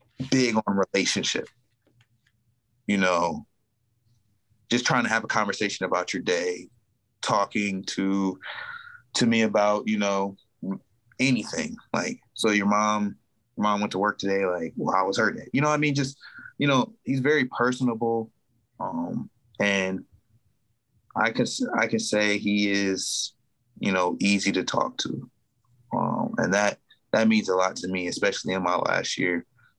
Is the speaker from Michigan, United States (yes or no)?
yes; Romulus, Michigan, United States; I was from Romulus, Michigan guy too